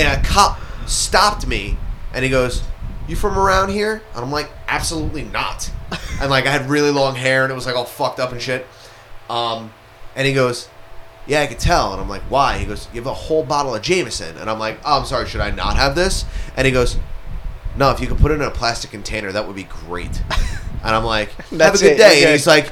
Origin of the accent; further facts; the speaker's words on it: the South, United States; moved away; originally from the South